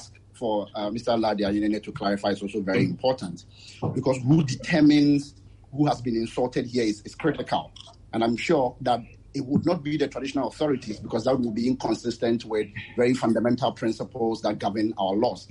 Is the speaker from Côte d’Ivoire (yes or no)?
no; Ghana; I am from Kwabe, that's where I was born